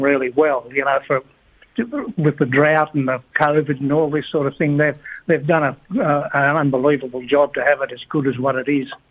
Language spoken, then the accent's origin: English; Wingham, New South Wales, Australia; moved away as an adult; also born or lived in Sydney / Gunnedah; Wingham was my hometown, and that's where I started uh, playing golf